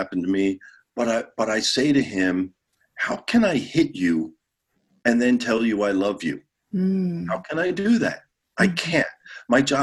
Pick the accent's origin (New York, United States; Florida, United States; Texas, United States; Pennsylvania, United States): Pennsylvania, United States; Philadelphia; Philadelphia, the city of brotherly love, my hometown